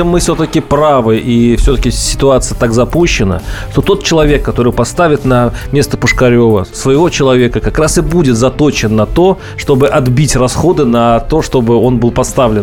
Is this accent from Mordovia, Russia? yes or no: yes; Mordovia, Russia; Я вот сам из Мордовии